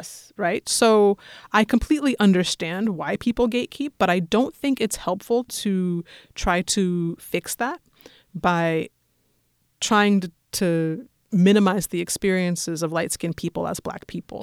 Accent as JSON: {"language": "English", "town": "Denver", "region": "Colorado", "country": "United States", "said": "I'm from Denver."}